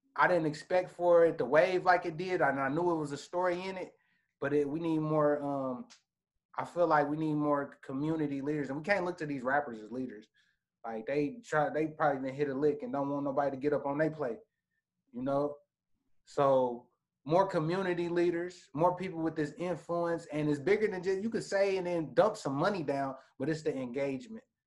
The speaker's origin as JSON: {"language": "English", "town": "Indianapolis", "region": "Indiana", "country": "United States", "said": "I'm from the Midwest, Indianapolis, Indiana."}